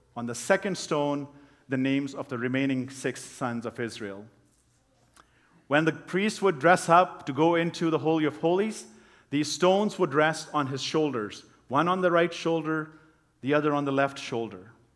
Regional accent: Pakistan; moved away; people that, that I grew up with in Pakistan

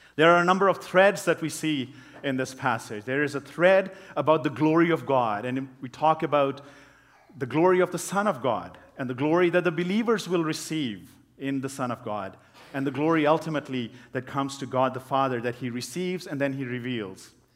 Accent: Pakistan; moved away; people that, that I grew up with in Pakistan

